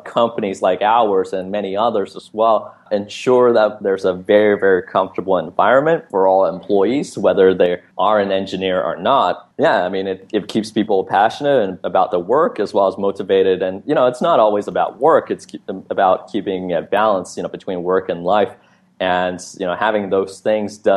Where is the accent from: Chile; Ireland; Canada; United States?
Canada; Vancouver, British Columbia; So I grew up in Vancouver